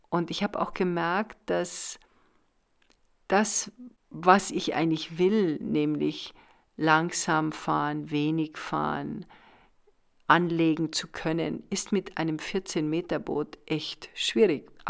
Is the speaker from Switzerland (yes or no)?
no; Munich, Bavaria, Germany; ich komme aus Bayern, aus München, zweiter Stock, Etagenwohnung